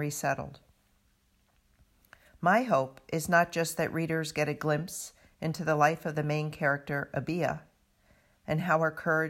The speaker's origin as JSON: {"language": "English", "town": "Providence", "region": "Rhode Island", "country": "United States", "tie": "born or raised there", "said": "my hometown of Providence, Rhode Island"}